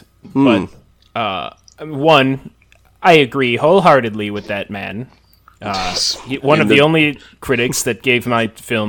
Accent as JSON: {"language": "English", "region": "Montana", "country": "United States", "said": "I'm from Montana, so..."}